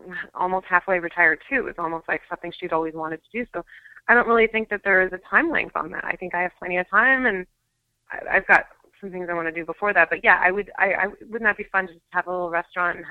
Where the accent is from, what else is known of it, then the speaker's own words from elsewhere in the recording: Canada; I'm Canadian